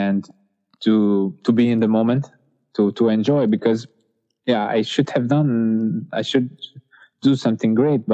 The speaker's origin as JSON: {"language": "English", "country": "Hungary", "said": "my home country"}